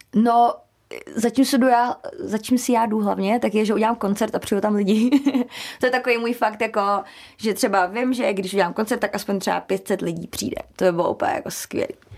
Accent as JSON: {"language": "Czech", "country": "Czechia", "said": "u nás v Česku"}